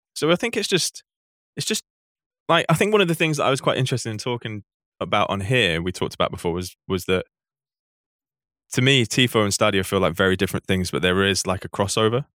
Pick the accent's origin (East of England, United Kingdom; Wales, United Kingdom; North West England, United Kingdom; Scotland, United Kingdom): North West England, United Kingdom; Manchester; I grew up in Manchester